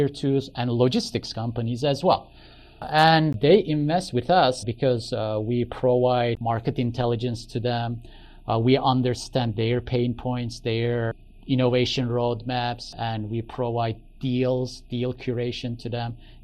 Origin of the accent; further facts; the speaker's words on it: Istanbul, Turkey; moved away as an adult; also born or lived in United States; now in Silicon Valley, United States; I am originally from Turkey, Istanbul. So I was born there, grew up there, went to high school there. And then I came to the United States for college